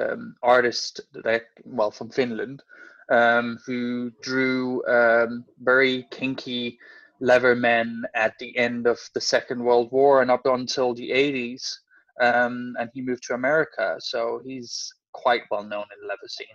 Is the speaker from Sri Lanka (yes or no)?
no; Denmark; moved away as an adult; also born or lived in Copenhagen, Denmark / Hertfordshire, United Kingdom; now in London, United Kingdom; I am originally from Denmark. I've lived in the UK since 2009. I lived in Copenhagen before I moved here.